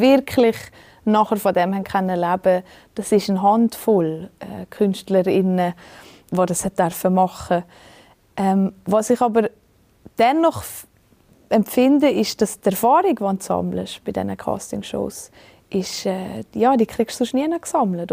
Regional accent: Valais, Switzerland; im Wallis. Mhm. Das ist mhm. einfach meine Heimat und das ist einfach wahnsinnig schön, seien wir ehrlich. Ähm, da habe ich einfach Glück, dass ich hier geboren bin

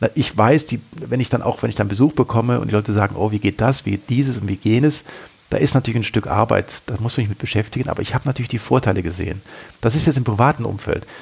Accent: Germany; ich habe mich als Deutscher, als Bundesbürger

